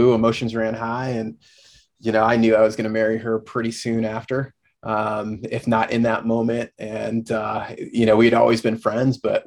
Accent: Indiana, United States; moved away as an adult; also born or lived in Dayton, Ohio / Dominican Republic; I was born and raised in Indiana

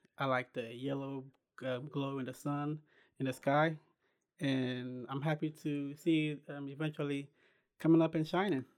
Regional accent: Ghana; moved away as an adult; now in United States; I was born and raised in Ghana.

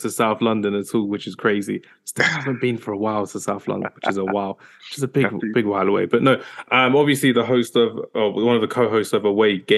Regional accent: Nigeria; I'm a Nigerian to the core, so uh, it needed to be done.

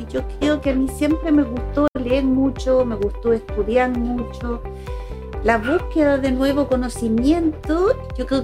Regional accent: Colombia; now in Chile; cuando yo llegué de Colombia a Chile

